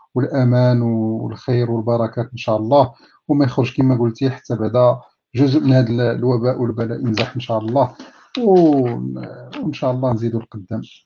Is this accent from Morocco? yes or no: yes; Taza, Fès-Meknès, Morocco; born or raised there; also born or lived in Sefrou / Midar